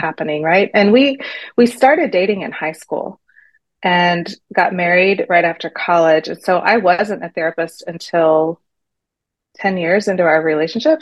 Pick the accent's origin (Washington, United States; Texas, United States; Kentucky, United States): Texas, United States; moved away as an adult; also born or lived in New York City; now in Shanghai, China; I'm from Texas